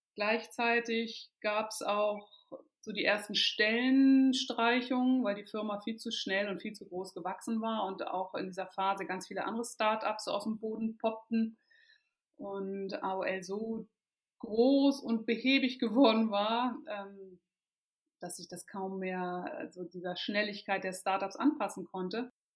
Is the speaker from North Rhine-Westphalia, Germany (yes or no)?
no; Kiel, Schleswig-Holstein, Germany; moved away as an adult; also born or lived in Lüneburg / Hamburg; ich bin in Kiel aufgewachsen ähm, und dort auch in die Schule gegangen.